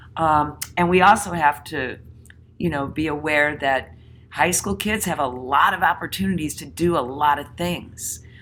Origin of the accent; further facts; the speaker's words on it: Connecticut, United States; my home state of Connecticut